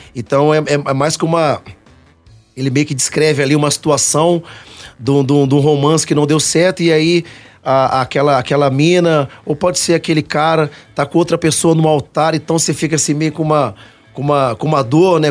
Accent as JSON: {"language": "Portuguese", "town": "Cuiabá", "region": "Mato Grosso", "country": "Brazil", "moved": "yes", "lives_now": "Belo Horizonte, Brazil", "said": "Eu sou matogrossense, é né? É sou, sou de Cuiabá, mas sou já mineiro, né, de coração."}